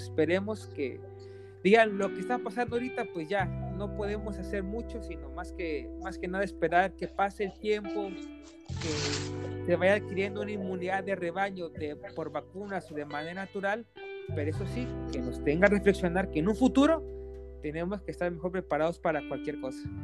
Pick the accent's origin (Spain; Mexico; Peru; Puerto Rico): Mexico; Yo también soy de México